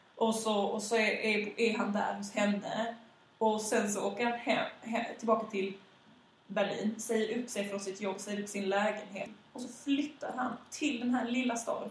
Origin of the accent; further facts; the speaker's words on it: Malmö, Skåne, Sweden; also born or lived in Västra Hamnen, Malmö; Jag växte upp i Limhamn